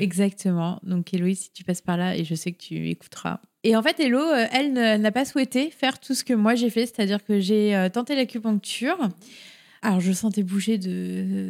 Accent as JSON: {"language": "French", "town": "Paris", "region": "Île-de-France", "country": "France", "moved": "yes", "lives_now": "Rennes, France", "said": "Je viens normalement de région parisienne. Enfin, je suis née à Paris même"}